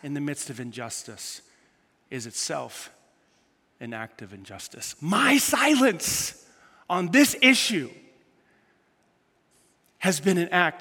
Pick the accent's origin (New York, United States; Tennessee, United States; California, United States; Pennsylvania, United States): New York, United States; New York City; when I grew up in New York City